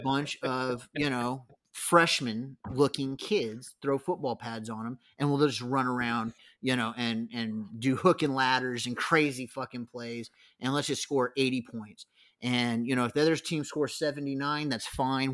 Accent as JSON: {"language": "English", "town": "San Diego", "region": "California", "country": "United States", "tie": "born or raised there", "moved": "yes", "said": "I grew up in San Diego"}